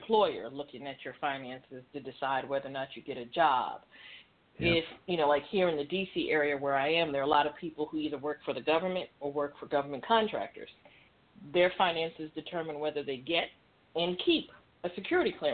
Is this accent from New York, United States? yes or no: yes; New York City, New York, United States; I grew up in New York City